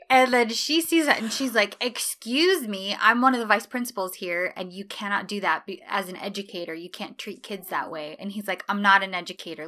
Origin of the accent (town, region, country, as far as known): United States